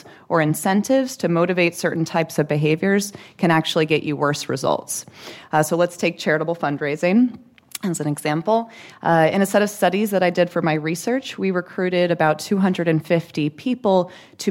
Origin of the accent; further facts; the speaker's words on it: Arlington, Texas, United States; now in New York, United States; I'm from Arlington, Texas